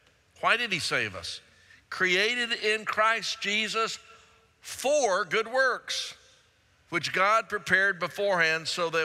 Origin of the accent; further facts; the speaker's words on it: Pleasant Grove, Texas, United States; I grew up over in Pleasant Grove